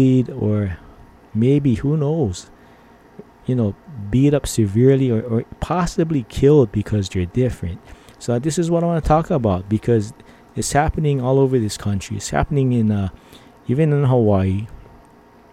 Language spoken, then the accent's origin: English; Philippines; I'm Filipino.